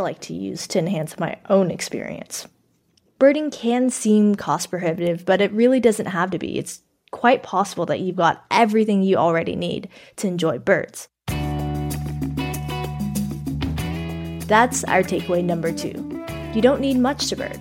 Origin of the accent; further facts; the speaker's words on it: Texas, United States; I'm from Texas